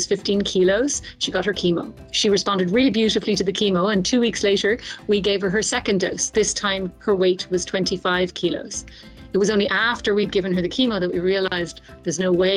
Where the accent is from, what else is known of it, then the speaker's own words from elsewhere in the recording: Ireland; moved away as an adult; now in Tanzania; I'm an Irish pediatric oncologist, and I have lived and worked in Tanzania for over 15 years now